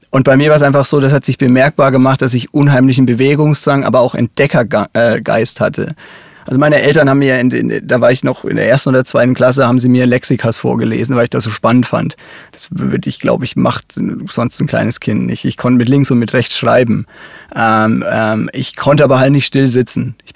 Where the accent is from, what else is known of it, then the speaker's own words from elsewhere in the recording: Bavaria, Germany; Ich, ich komme aus Oberfranken. Ähm, das R ist quasi in uns drin.